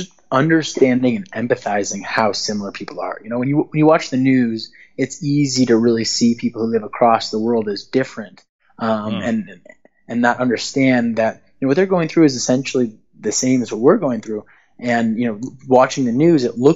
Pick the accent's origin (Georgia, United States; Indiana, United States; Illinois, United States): Illinois, United States; Chicago; moved away; also born or lived in Istanbul; I'm from Chicago